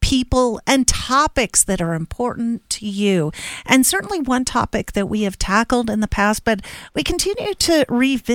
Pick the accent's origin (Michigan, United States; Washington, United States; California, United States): Washington, United States; now in Colorado Springs, United States; I'm from Washington State, so proving good things come from Washington State and landing in Colorado.